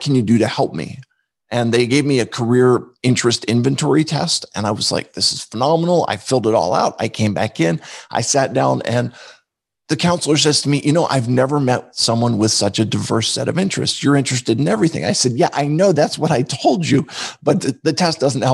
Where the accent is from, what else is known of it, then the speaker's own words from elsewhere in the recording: outside of Philadelphia, Pennsylvania, United States; I grew up outside of Philadelphia